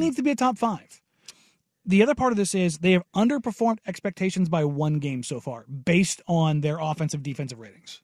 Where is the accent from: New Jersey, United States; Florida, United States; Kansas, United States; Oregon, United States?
Oregon, United States; Glencoe; growing up on the Glencoe side of things